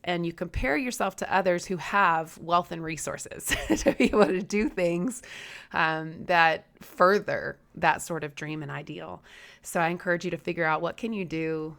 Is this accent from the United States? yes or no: yes; Southeast, United States; I'm from the Southeast.